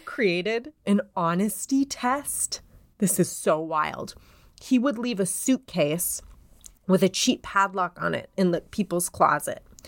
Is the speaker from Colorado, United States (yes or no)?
yes; Denver, Colorado, United States; I'm from Denver